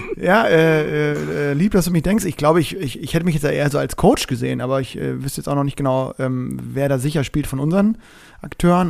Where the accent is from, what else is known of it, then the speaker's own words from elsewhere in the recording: Bremen, Germany; mich als Bremer